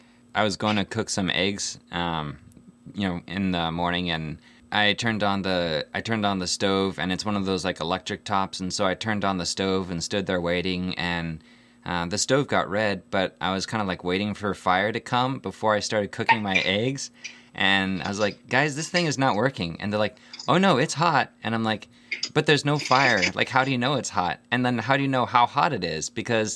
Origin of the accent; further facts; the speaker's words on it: Nigeria; I remember growing up in Nigeria, we had this satellite phone, and we had to like point it at the satellite to get signal.